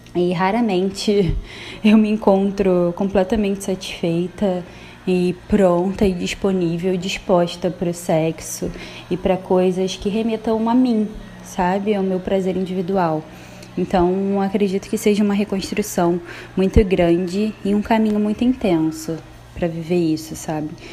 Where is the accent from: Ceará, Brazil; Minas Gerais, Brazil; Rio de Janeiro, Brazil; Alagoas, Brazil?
Rio de Janeiro, Brazil; sou carioca da Gema